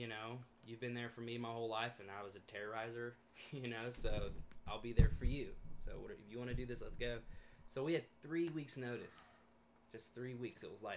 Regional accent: Alabama, United States; moved away as an adult; also born or lived in Birmingham, Alabama; now in California, United States; I was born in Birmingham, Alabama. We had a little church out there in the country, and I was there for 14 years. So I was 14. We moved out of this little tiny country town, planted a church in the big city of Birmingham

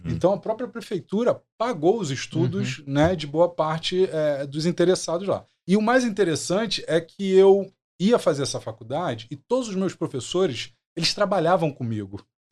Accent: São Gonçalo, Rio de Janeiro, Brazil; also born or lived in Méier, Rio de Janeiro / Lapa, Rio de Janeiro / Macaé; nasci no Meia, e aí eu fui para São Gonçalo porque meu pai queria uma casa para criar os filhos

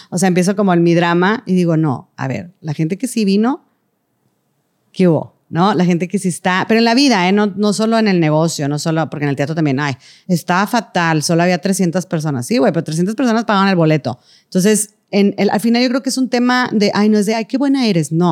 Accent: Venezuela; porque yo nunca puedo ir porque soy de Venezuela y me cuesta el boleto

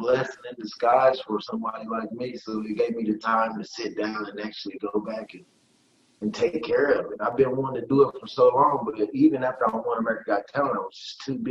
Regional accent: Detroit, Michigan, United States; also born or lived in West Virginia; My mom moved me from West Virginia to Detroit.

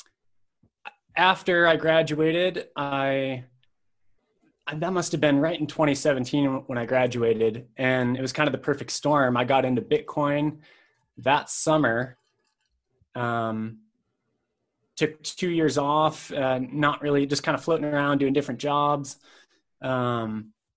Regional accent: Madison, Wisconsin, United States; moved away as an adult; also born or lived in Salt Lake City, Utah; I'm originally from Madison, Wisconsin. I grew up there and moved to Salt Lake City, Utah immediately after high school

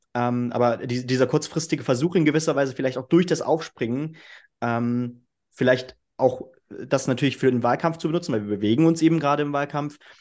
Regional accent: Northern Hesse, Germany; ich komme aus Nordhessen

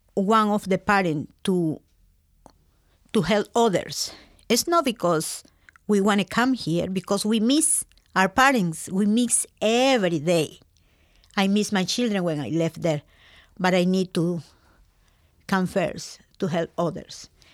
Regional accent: Lima, Peru; English is a second language; moved away as an adult; also born or lived in Waterford, Connecticut, United States; now in Connecticut, United States; I'm coming from Peru, Lima.

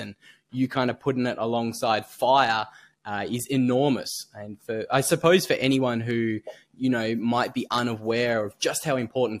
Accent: Tasmania, Australia; accent: Australian; moved away as an adult; don't grow up in Tasmania for 19 years. I like to say Jesus. That's why my accent is so strong.

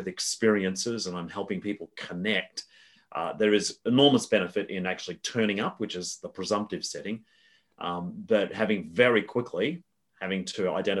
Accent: Australia; But so I live in the outer suburbs of Melbourne. Born and bred in Australia, although until recently have spent a lot of my time outside of this country

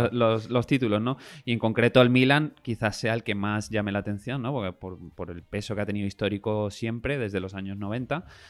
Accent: Spain; a nosotros como españoles

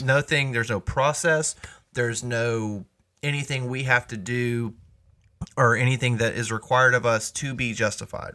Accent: United States; us as American believers

